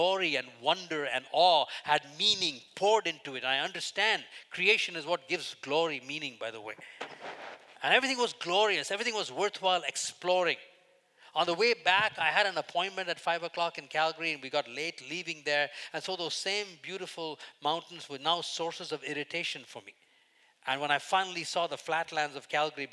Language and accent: English; India; moved away as an adult; I grew up in India till the first 21 years